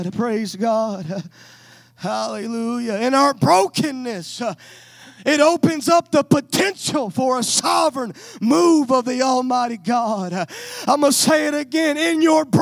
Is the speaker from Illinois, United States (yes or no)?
no; Louisiana, United States; now in West Texas, United States; I was raised in Louisiana, but I moved to West Texas